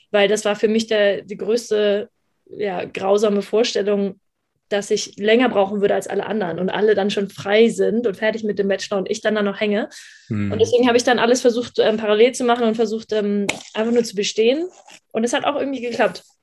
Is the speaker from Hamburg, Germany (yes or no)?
yes; Hamburg, Germany; also born or lived in Düsseldorf; Ich bin eigentlich Hamburger Dern, eigentlich aus Hamburg und bin dann aber nach Düsseldorf zum Studium